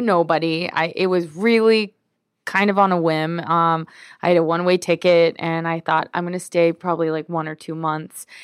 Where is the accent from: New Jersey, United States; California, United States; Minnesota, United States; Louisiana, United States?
California, United States; Glendale; moved away as an adult; also born or lived in Mexico; I grew up in L A. I'm from Glendale